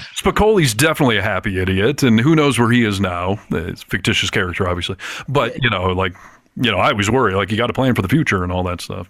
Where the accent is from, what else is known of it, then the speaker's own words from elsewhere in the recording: Michigan, United States; I grew up in Michigan where hunting was super commonplace